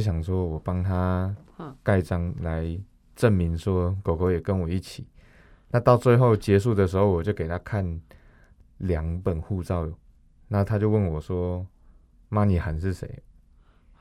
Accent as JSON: {"language": "Chinese", "region": "Taichung", "country": "Taiwan", "said": "我是台中人"}